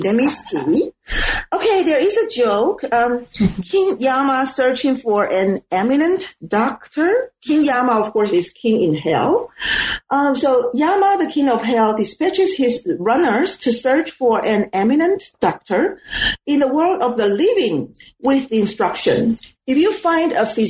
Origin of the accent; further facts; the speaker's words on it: Taiwan; And because I am from Taiwan, I cannot speak the Suzhou dialect, and I don't really have the vocabulary in my quote unquote encyclopedia about those slangs.